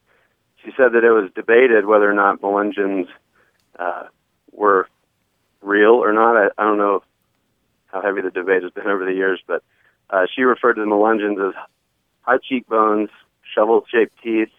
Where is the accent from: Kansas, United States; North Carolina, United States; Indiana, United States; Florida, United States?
North Carolina, United States; Hendersonville; now in Big Sky, Montana, United States; I grew up in Hendersonville, North Carolina, in the Appalachian Mountains